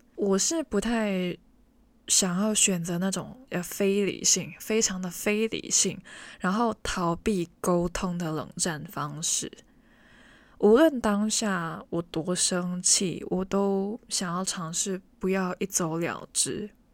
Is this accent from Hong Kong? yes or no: yes; Hong Kong; Chinese is a second language; 我们在香港还是会学到国语的